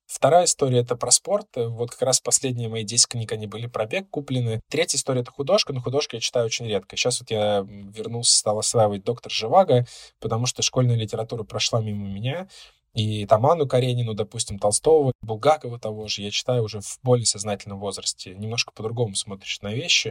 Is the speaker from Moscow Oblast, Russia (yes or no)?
yes; Moscow Oblast, Russia; я сначала поработал два с половиной года в Подмосковье в своем городе, откуда я родом, потом перевелся в Москву.